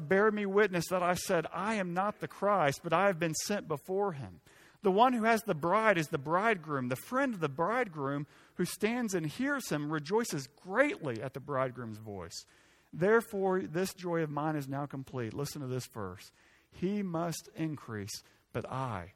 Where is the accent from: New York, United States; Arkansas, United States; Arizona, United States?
Arkansas, United States; I'm from Arkansas